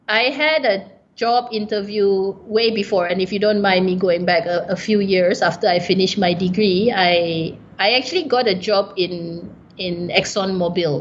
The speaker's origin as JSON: {"language": "English", "country": "Malaysia", "said": "I'm a Malaysian"}